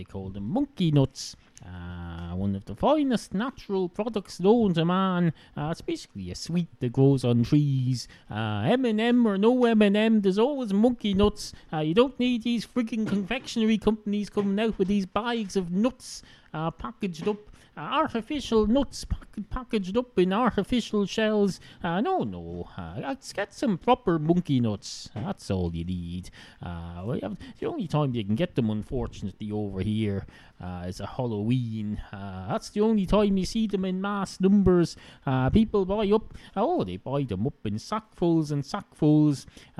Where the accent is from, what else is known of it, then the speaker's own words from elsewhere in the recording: Ireland; accent: Irish hybrid (Wicklow, Dublin, Kildare); I used to have a Wicklow accent. Then I had a bit of a Dublin accent, except not quite. Then I had a Kildare accent. Then I had all sorts of... now I have a hybrid.